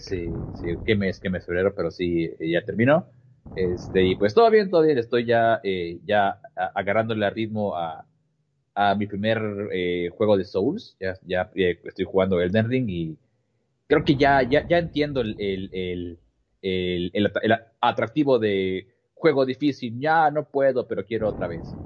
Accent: Mexico; acá en México

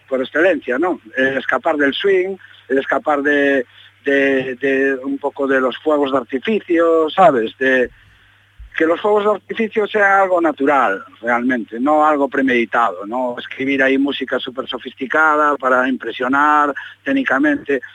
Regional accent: Galicia, Spain; nos hemos criado, pues como decimos aquí, en la ribera, ¿no? en la orilla del Atlántico

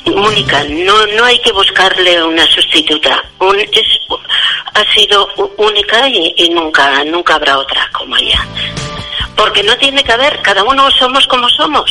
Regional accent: Pamplona, Navarre, Spain; now in Canary Islands, Spain

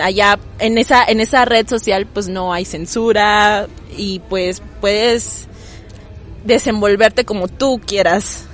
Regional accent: Tuxtla Gutiérrez, Chiapas, Mexico; soy de Tuxtla, allá vivo desde que nací

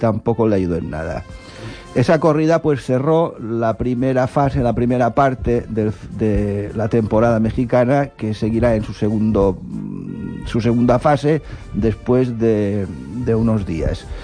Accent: Spain; por lo que nos atañe como españoles, de Juan José Padilla.

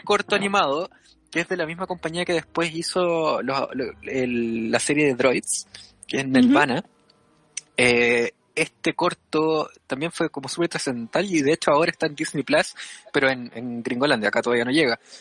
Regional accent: northern Chile, Chile; soy del norte de Chile, en Tofa.

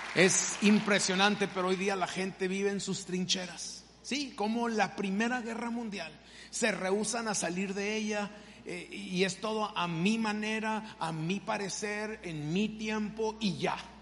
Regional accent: Mexico; moved away; yo soy mexicano y obviamente siempre le voy a ir a México

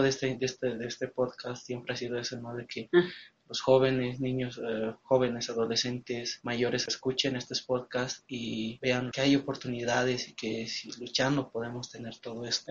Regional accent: El Alto, La Paz, Bolivia; Nací en el Alto, sigo estudiando la carrera de Derecho, también crecí en el Alto

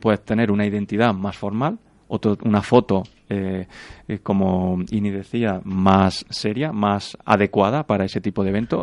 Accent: Granada, Andalusia, Spain; moved away as an adult; now in Madrid, Spain; terminé la carrera, me vine para Madrid, yo soy de Granada

